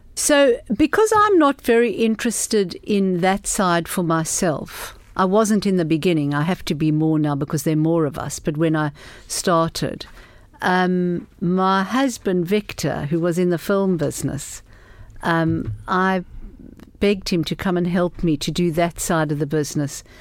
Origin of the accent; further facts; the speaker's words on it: South Africa; moved away; I grew up in South Africa in very, very political times